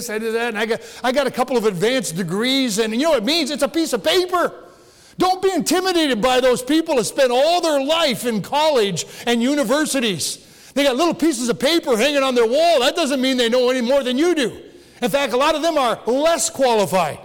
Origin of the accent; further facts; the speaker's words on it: Upper Peninsula, Michigan, United States; I was born and raised here